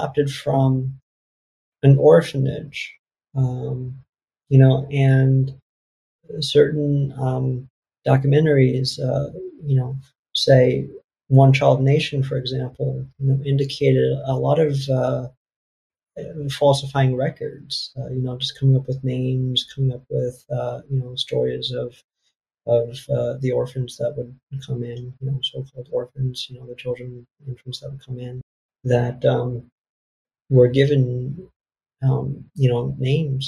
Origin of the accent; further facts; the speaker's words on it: New York, United States; also born or lived in South Korea / Connecticut; growing up in an apartment in New York with, you know, six or seven other, you know, siblings